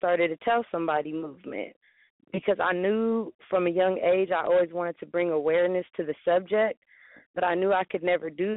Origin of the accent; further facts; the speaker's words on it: Bay Area, California, United States; I'm from the Bay Area, California